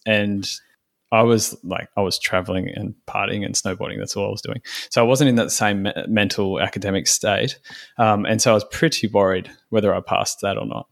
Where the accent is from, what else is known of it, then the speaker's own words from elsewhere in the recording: Sydney, New South Wales, Australia; moved away as an adult; now in Port Macquarie, Australia; I'm from Sydney.